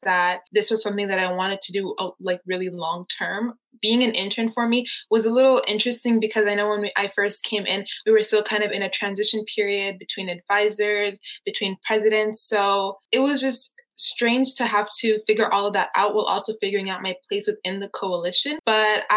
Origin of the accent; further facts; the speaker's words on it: Nairobi, Kenya; now in Arizona, United States; growing up in Nairobi, Kenya